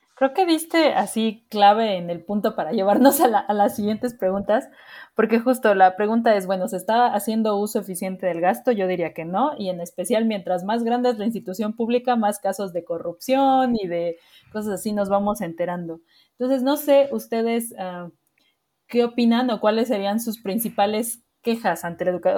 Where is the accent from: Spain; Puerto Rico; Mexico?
Mexico; nosotros como mexicanos